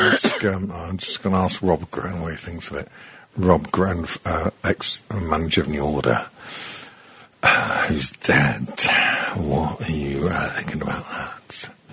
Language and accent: English; Australia; I was speaking as an Australian.